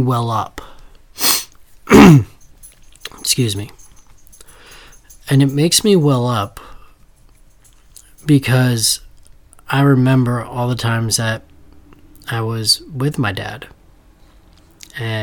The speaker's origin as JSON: {"language": "English", "town": "Danbury", "region": "Connecticut", "country": "United States", "tie": "born or raised there", "said": "I grew up in Danbury, Connecticut"}